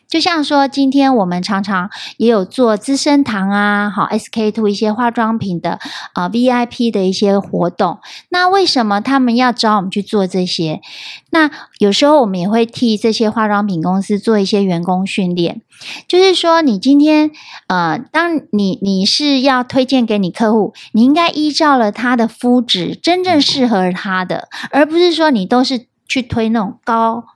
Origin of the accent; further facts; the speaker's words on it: Taiwan; also born or lived in Japan; 我们台湾人